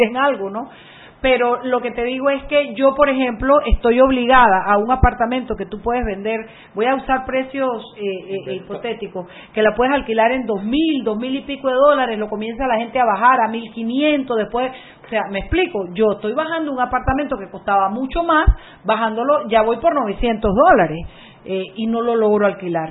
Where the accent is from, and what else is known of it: Panama